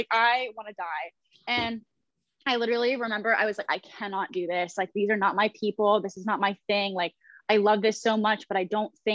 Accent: Columbus, Ohio, United States; now in Los Angeles, United States; I'm from Columbus, Ohio originally

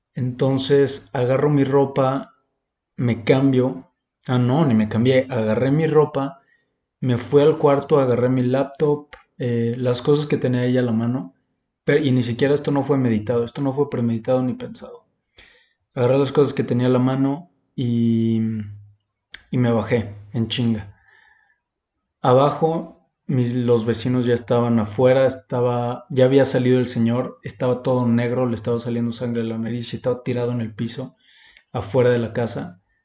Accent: Mexico; yo, como mexicano, no podía manejar allá

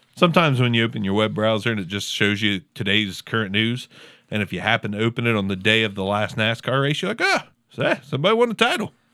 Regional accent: Southern Ohio, United States; accent: Southern Ohio; my Southern Ohio accent

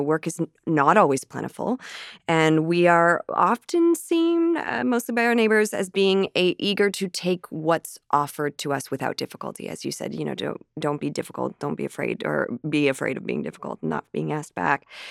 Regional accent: Canada; a Canadian actress

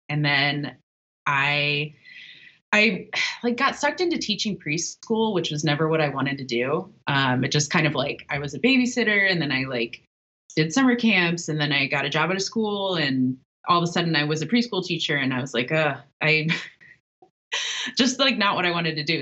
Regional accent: Ohio, United States; moved away as an adult; also born or lived in Portland, Oregon; now in Chicago, United States; I'm originally from the Midwest, from Ohio, which um, is one of the shittier parts of this country

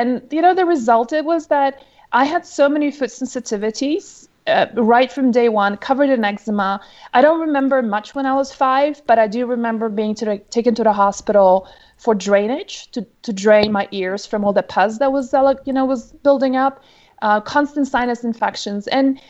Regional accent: Poland; born there; English is a second language; originally you can probably hear from my accent, I'm not American. I'm pretty much a global citizen, really. I was born originally in Poland, but my dad's travels took us around the world

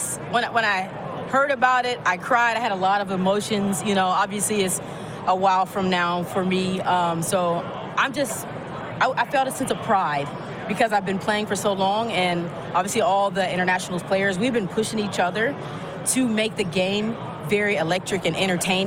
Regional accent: Dallas, Texas, United States; also born or lived in West Virginia; I actually got that name from playing tackle football when I was 11. Born in West Virginia, but raised in Dallas. I'm a military baby.

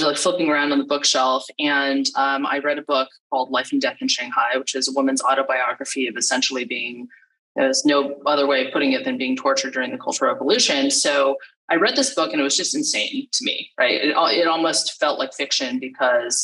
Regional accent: California, United States; I'm from California originally

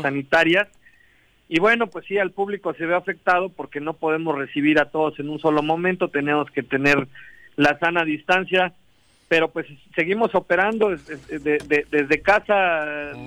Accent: Morelos, Mexico; yo soy el único morelense en la mesa de seguridad aquí del estado.

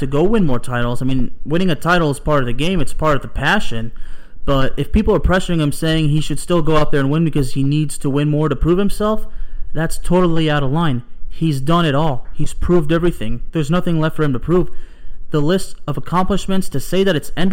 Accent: Lyon, Auvergne-Rhône-Alpes, France; moved away; Olympique Lyonnais, the club of my hometown, Lyon, France. Une ville qui est hyper belle, je la manque beaucoup

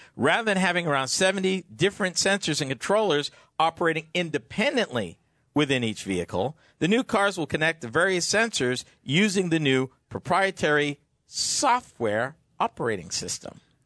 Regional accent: Massachusetts, United States; my home state of Massachusetts

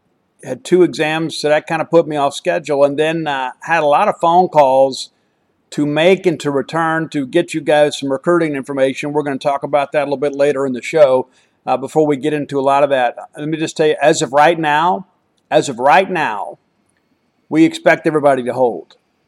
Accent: Columbia, Mississippi, United States; I went to my hometown of Columbia, Mississippi.

